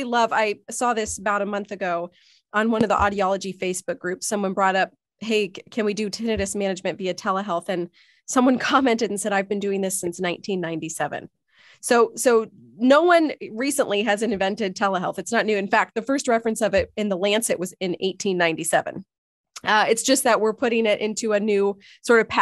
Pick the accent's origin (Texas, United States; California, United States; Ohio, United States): Ohio, United States; Northeast; also born or lived in Chicago; I'm from Northeast Ohio.